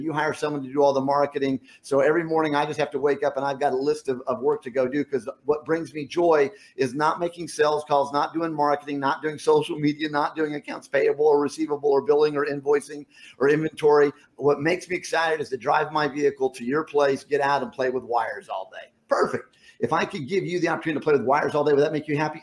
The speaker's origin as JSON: {"language": "English", "region": "Rocky Mountains", "country": "United States", "tie": "born or raised there", "moved": "yes", "said": "growing up in the Rocky Mountains"}